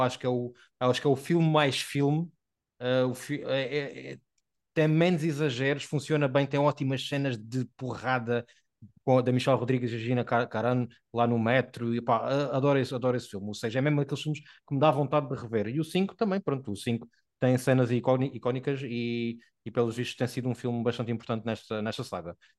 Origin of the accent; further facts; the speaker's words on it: Portugal; porque somos portugueses